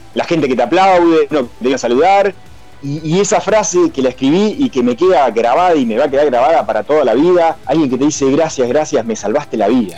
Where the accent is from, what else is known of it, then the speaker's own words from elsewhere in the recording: Argentina; moved away; acá los argentinos somos gringos